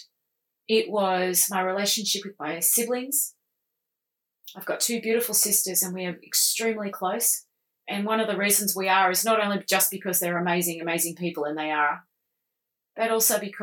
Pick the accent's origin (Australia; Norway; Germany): Australia; I'm Australian